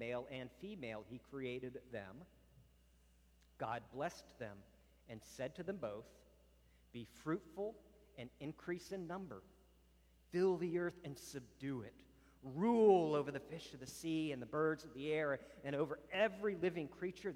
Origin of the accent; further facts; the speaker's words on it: Virginia, United States; moved away; I was from Virginia